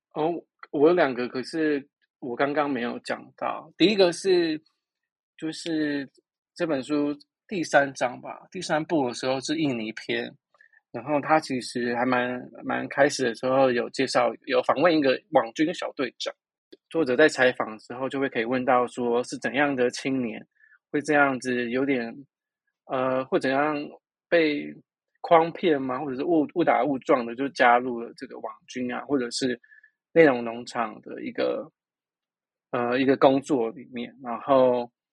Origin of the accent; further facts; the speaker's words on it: Taiwan; 我们台湾人